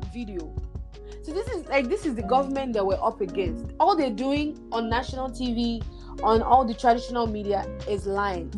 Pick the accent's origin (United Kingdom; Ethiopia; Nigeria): Nigeria; moved away as an adult; now in Canada; I I grew up in Nigeria. I was born and raised there. I only came to Canada um, in 2016, August.